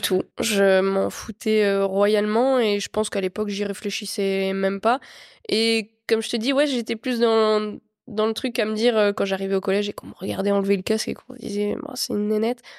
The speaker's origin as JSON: {"language": "French", "area": "Meuse, Lorraine", "region": "Grand Est", "country": "France", "tie": "born or raised there", "said": "J'étais dans l'Est, je suis originaire de l'Est, en Lorraine, en Meuse même précisément. Et j'ai toujours été là-bas et j'ai grandi là-bas."}